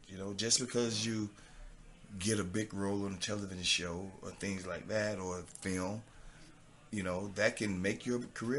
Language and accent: English; the South, United States; accent: southern; my southern accent sometimes kind of, you know, I got to spell it for people sometimes.